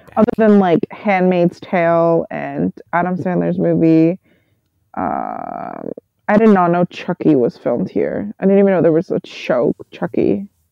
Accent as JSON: {"language": "English", "country": "Canada", "said": "I'm Canadian"}